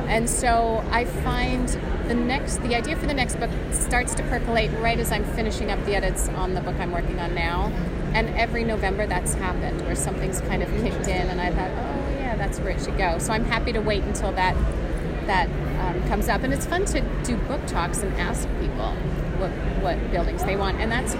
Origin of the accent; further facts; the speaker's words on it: United States; moved away as an adult; also born or lived in Canada / New Jersey / Utah; now in New York, United States; I was born in Canada and raised in New Jersey and Utah, but been here for 30 years now.